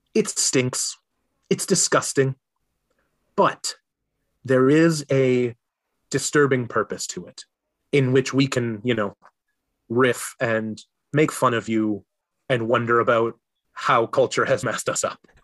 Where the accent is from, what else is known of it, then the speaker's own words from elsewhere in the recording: Minnesota, United States; I am a Minnesotan through and through